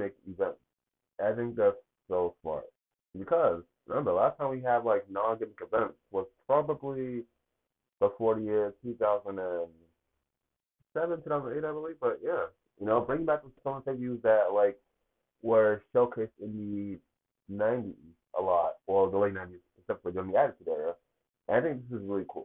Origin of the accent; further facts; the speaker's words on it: Boston, Massachusetts, United States; Live from the TD Garden in Boston, my hometown